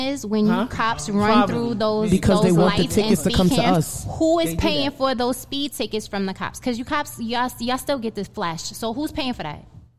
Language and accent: English; Jamaica; I'm from Jamaica